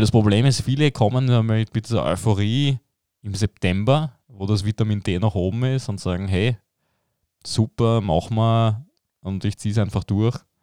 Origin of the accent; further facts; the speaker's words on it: Belgium; ich als Belgier